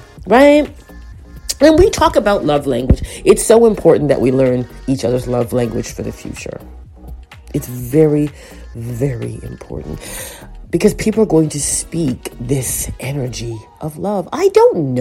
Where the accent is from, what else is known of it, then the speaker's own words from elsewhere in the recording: Toronto, Ontario, Canada; as a Torontonian Scarborough child